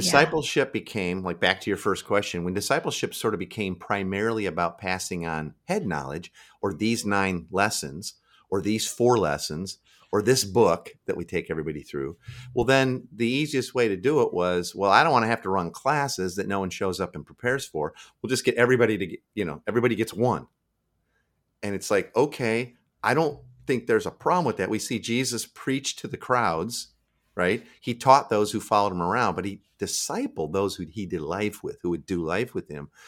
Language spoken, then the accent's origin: English; Midwest, United States; now in Seattle, United States; I live in Seattle now. I'm from the Midwest originally.